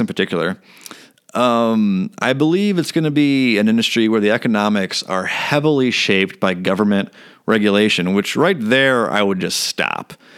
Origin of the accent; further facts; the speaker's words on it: Elk Grove, United States; I grew up in Elk Grove.